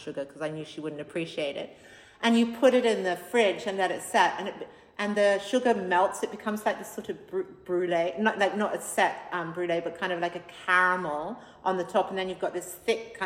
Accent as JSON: {"language": "English", "country": "Australia", "tie": "born or raised there", "moved": "yes", "lives_now": "London, United Kingdom", "said": "I came from a super healthy house growing up in Australia"}